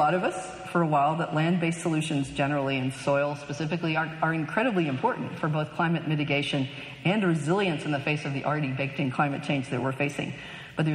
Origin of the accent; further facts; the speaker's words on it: California, United States; I stand here as a Californian.